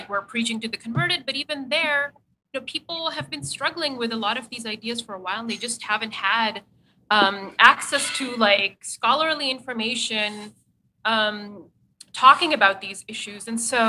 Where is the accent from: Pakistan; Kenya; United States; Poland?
Pakistan; also born or lived in Saudi Arabia; I grew up in Pakistan and Saudi Arabia